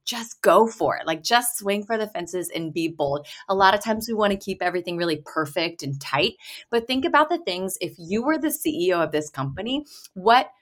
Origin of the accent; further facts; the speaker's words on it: Texas, United States; moved away as an adult; also born or lived in Boston; from Texas originally and went to school in Boston.